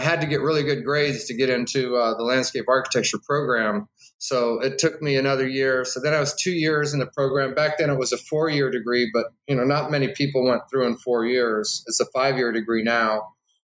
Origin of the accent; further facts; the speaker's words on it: Omaha, Nebraska, United States; moved away as an adult; also born or lived in Southern California / Illinois / Ohio / Florida; I'm a Nebraskan. I was born in Omaha … I lived in Southern California for a few years, then back to Nebraska, then Illinois, and then Ohio.